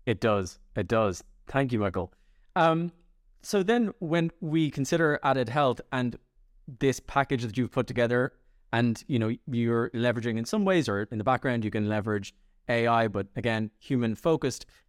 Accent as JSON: {"language": "English", "country": "Ireland", "said": "I'm Irish"}